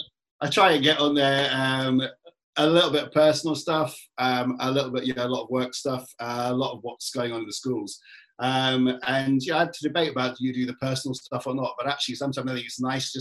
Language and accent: English; London, United Kingdom; I grew up in Tottenham